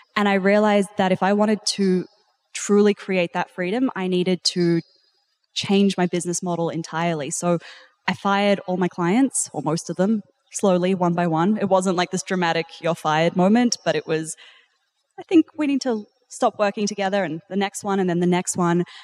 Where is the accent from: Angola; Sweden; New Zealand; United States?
New Zealand; also born or lived in South Africa; now in Australia; I'm actually originally South African, and then I grew up in New Zealand.